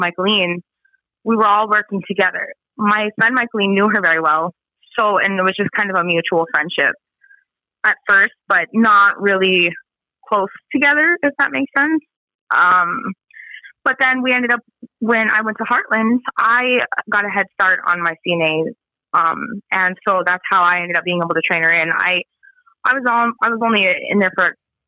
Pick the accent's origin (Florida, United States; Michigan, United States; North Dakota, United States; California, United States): North Dakota, United States; Spirit Lake Reservation; I'm from Spirit Lake Reservation